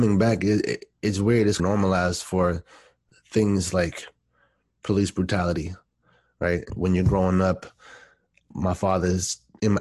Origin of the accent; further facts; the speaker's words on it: East Coast, United States; I grew up on the East Coast and I was born in the 80s.